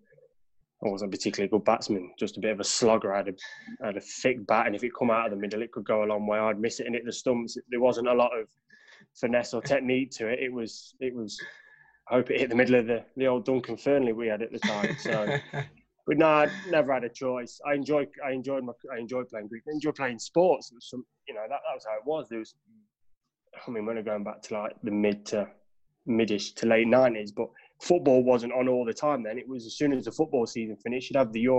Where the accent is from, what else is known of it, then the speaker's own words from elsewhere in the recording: Derby, East Midlands, United Kingdom; Grew up right in the heart of Little Over